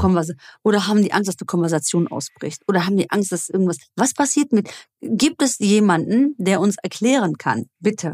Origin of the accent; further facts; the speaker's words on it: Germany; bei uns in Deutschland